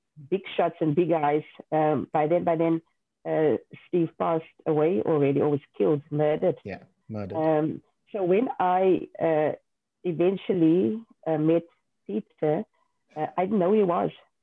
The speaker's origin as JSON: {"language": "English", "town": "Bonnievale", "region": "Western Cape", "country": "South Africa", "tie": "born or raised there", "also_born_or_lived": "Worcester", "first_language": "Afrikaans", "second_language": "English", "said": "I went to high school in Worcester. I'm from Bonnieville originally. So I'm an Afrikaans girl. And so I knew nothing else other than speaking Afrikaans"}